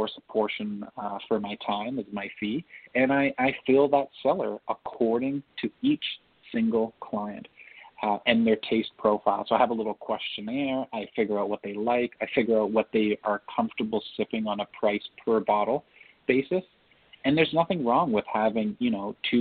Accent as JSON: {"language": "English", "town": "Toronto", "region": "Ontario", "country": "Canada", "tie": "born or raised there", "said": "I was born in Toronto"}